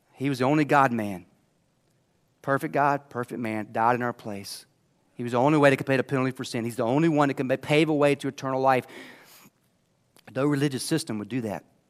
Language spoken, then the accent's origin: English; Anderson, United States; I grew up here in Anderson